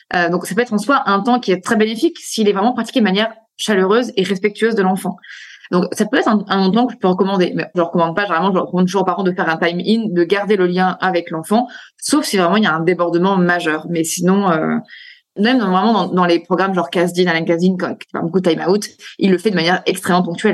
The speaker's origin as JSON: {"language": "French", "country": "France", "said": "chez nous, en France"}